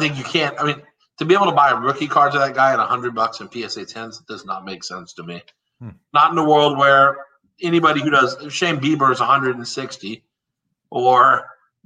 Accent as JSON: {"language": "English", "region": "Texas", "country": "United States", "said": "I'm from Texas"}